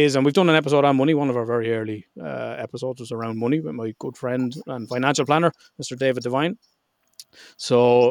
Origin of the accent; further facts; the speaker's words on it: Ireland; I'm Irish